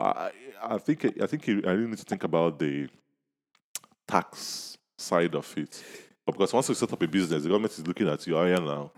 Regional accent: Nigeria; we are Nigerians

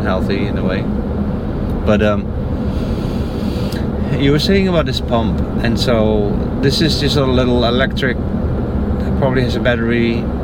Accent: Netherlands; moved away; also born or lived in Cape Coral, Florida; I'm from the Netherlands

